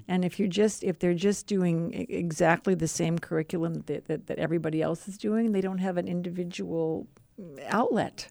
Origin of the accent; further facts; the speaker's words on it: Madison, Wisconsin, United States; moved away; also born or lived in Missouri; I grew up in Madison, but also in Missouri